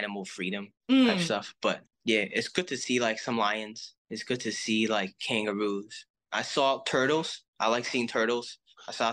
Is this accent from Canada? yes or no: no; Hong Kong; I'm from Hong Kong